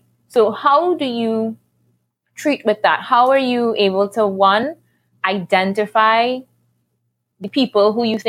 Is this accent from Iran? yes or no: no; Trinidad & Tobago; I am Tobagonian myself. There you go.